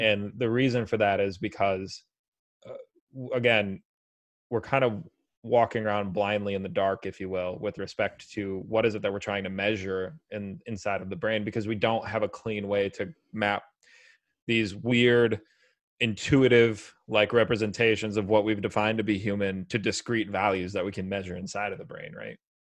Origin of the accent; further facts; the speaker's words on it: United States; I'm an American